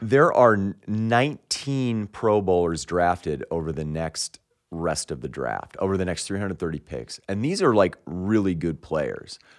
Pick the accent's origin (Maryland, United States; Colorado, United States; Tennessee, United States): Colorado, United States; Denver; I was growing up in Denver